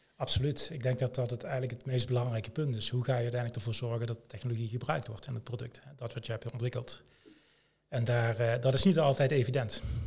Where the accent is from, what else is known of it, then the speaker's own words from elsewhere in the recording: Limburg, Netherlands; Ik kom uit Limburg, getrouwd, twee kinderen